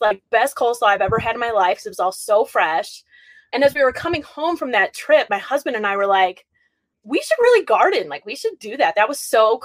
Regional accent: Chicago, Illinois, United States; moved away as an adult; also born or lived in North Carolina; I sound like I'm from Chicago because I am

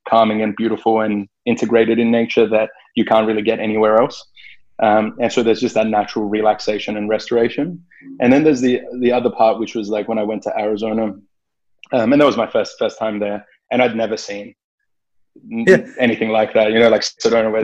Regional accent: Australia; growing up in Australia

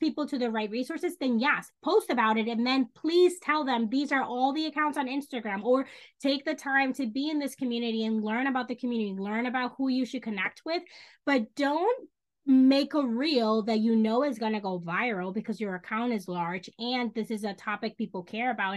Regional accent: Dominican Republic; first language Spanish; English is a second language; moved away; also born or lived in New York City; I grew up in the Dominican Republic, but that is how I grew up.

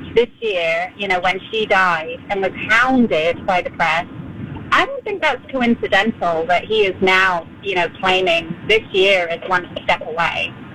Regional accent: London, United Kingdom; moved away as an adult; I was born and raised in London. I left when I was 21.

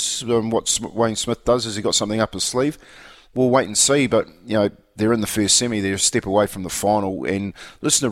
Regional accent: Australia; now in New Zealand; being an Aussie

